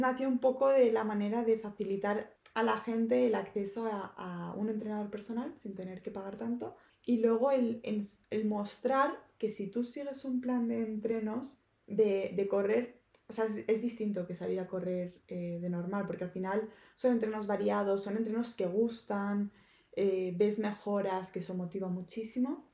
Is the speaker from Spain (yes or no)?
yes; Barcelona, Catalonia, Spain; moved away as an adult; now in Madrid, Spain; soy de Barcelona, me acabo de mudar hace eh, nada a, Madrid.